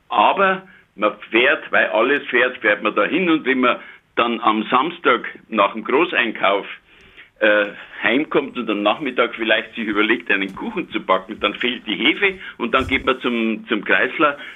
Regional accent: Munich, Bavaria, Germany; now in Niederbayern, Germany; und ich bin ja Münchner, aber wir wohnen seit 50 Jahren, haben wir eine Zweitwohnung hier in Niederbayern.

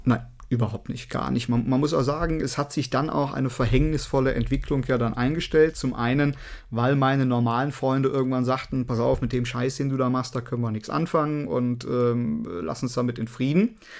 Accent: Cologne, North Rhine-Westphalia, Germany; bei uns in Köln

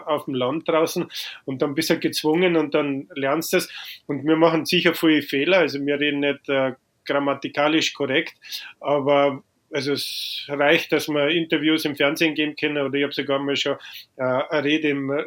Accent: Freyung, Bavaria, Germany; also born or lived in Lower Franconia; Und deswegen bin ich in Unterfranken geboren, habe dann in Oberbayern meine Kindheit verbracht und dann, wie ich neun Jahre alt war, sind wir eben nach Freyung gezogen im Bayerischen Wald.

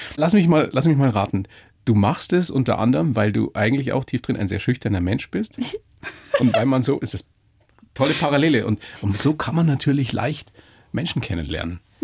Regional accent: Weiden in der Oberpfalz, Bavaria, Germany; also born or lived in Memmingen; meine Eltern sind aber aus dem Norden. Und dann bin ich mit, mit drei oder mit vier bin ich dann verpflanzt worden in die Oberpfalz

